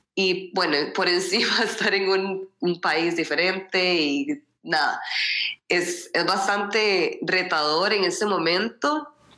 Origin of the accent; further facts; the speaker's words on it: Costa Rica; moved away as an adult; also born or lived in Sweden; soy costarricense pero eh, di a luz a mis dos hijos en Suecia